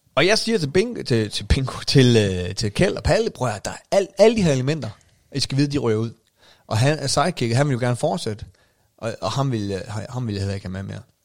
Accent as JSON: {"language": "Danish", "area": "North Jutland", "region": "North Denmark Region", "country": "Denmark", "said": "jeg var jo stadig nordjyde"}